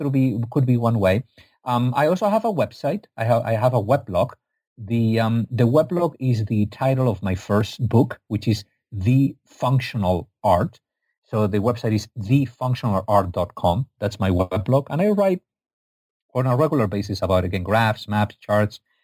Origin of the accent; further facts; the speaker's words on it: Spain; I'm from Spain, not from Egypt.